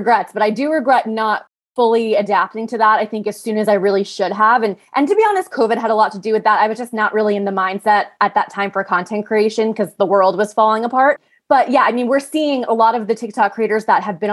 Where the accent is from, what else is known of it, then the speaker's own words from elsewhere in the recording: New York, United States; I grew up in New York.